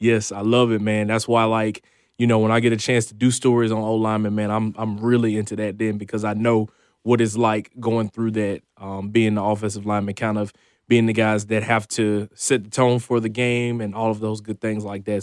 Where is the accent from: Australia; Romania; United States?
United States; Shreveport, Louisiana; So I'm a kid from Shreveport, Louisiana, uh, born and raised